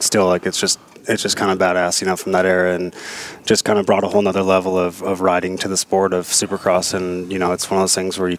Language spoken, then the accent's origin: English; Lake Elsinore, California, United States; also born or lived in Wildomar, California; I grew up in Elsinore, so that's kind of all there really was to do.